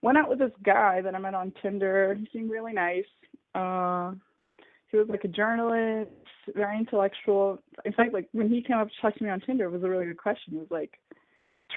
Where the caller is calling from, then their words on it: São Paulo, Brazil; I'm calling from Brazil. I live in São Paulo